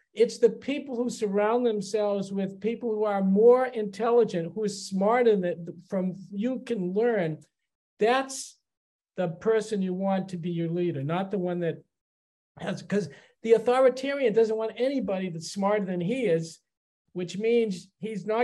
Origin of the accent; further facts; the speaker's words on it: Chelsea, Massachusetts, United States; also born or lived in Boston; I grew up in Chelsea, which was a suburb of Boston